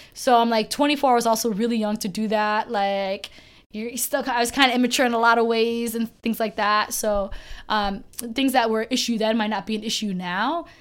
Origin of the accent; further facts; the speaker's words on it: United States; I was born in America